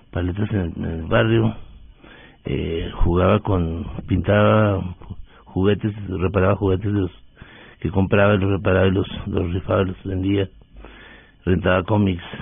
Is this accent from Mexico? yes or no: yes; Delicias, Chihuahua, Mexico; Yo soy un mexicano de origen humilde del norte de México, de Ciudad de Delicias, Chihuahua.